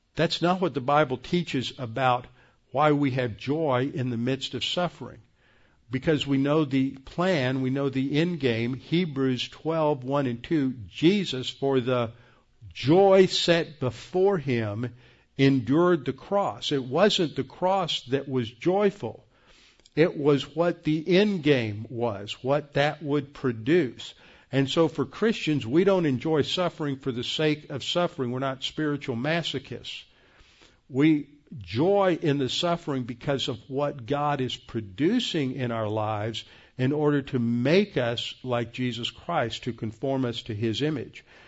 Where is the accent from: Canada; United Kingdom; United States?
United States; as American evangelicals